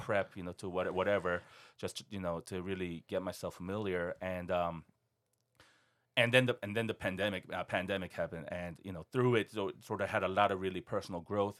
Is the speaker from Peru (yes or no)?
no; South Korea; now in Seattle, United States; I was born and raised in Korea